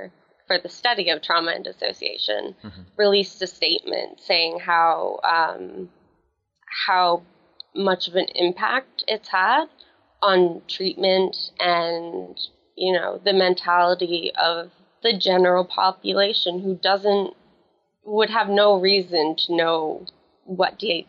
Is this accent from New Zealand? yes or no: no; Atlantic Canada, Canada; I'm from Atlantic Canada. Very, very small city. More like a town. I think we kind of exaggerate ourselves a little bit. I am 23 years old.